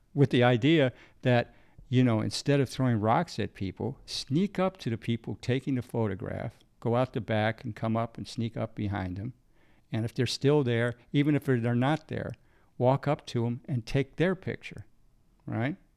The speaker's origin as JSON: {"language": "English", "country": "United States", "tie": "born or raised there", "said": "growing up in America"}